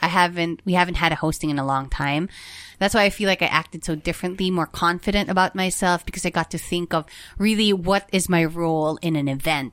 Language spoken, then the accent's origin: English; Philippines; our culture as Filipino people.